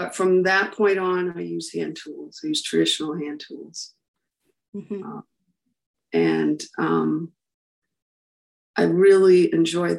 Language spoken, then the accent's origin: English; Tilton, New Hampshire, United States; also born or lived in Plymouth, New Hampshire; So I grew up in Tilton